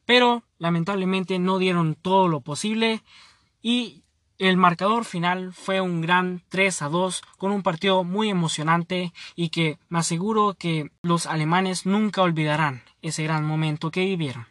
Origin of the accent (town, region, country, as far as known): Honduras